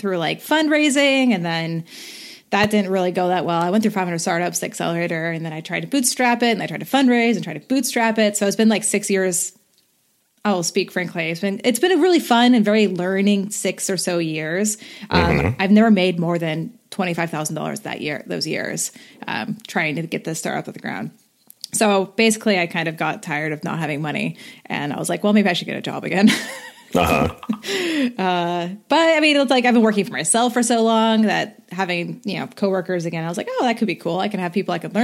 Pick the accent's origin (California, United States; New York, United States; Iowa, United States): California, United States; Bay Area; also born or lived in Lake County, California; I've lived all over the Bay Area